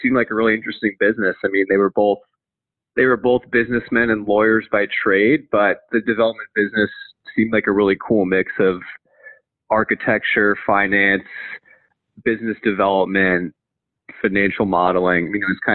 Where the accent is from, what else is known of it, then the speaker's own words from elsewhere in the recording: Potomac, Maryland, United States; So grew up in Potomac, Maryland